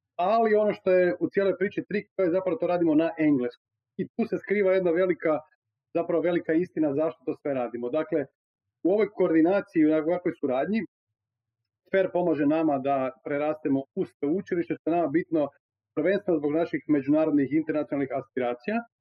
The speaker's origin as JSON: {"language": "Croatian", "country": "Croatia", "said": "kod nas u Hrvatskoj 110% mladih može besplatno studirati"}